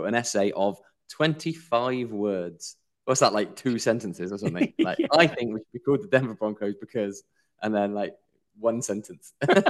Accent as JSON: {"language": "English", "town": "Swindon", "region": "South West England", "country": "United Kingdom", "said": "Yeah, I'm from Swindon, right?"}